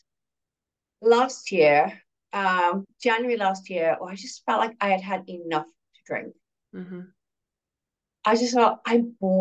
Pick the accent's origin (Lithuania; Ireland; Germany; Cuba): Ireland; I grew up in Ireland.